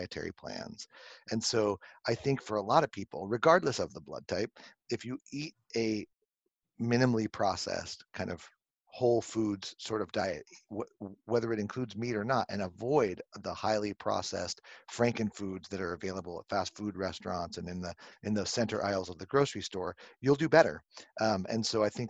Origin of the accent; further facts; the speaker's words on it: Southern California, United States; now in Connecticut, United States; I grew up on the beaches of Southern California